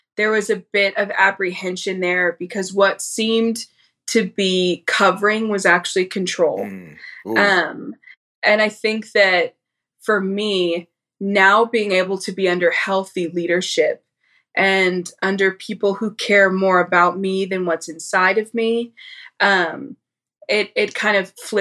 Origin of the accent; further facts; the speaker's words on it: St. Louis, Missouri, United States; now in Dallas, United States; I grew up in St. Louis